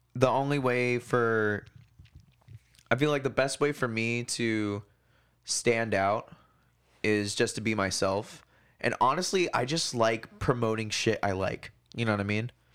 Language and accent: English; Hawaii, United States; now in Portland, United States; I grew up on that in Hawaii